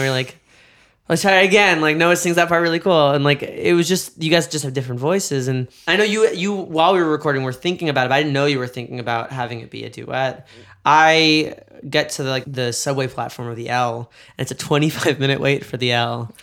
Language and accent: English; New York, United States; now in Los Angeles, United States; I'm from New York